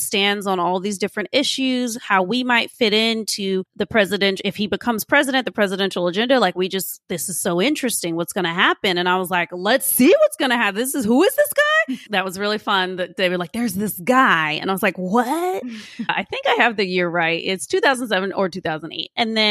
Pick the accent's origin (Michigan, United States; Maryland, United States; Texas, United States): Texas, United States; Austin; I grew up in Austin, Texas, in a low income, high crime, primarily Mexican American neighborhood.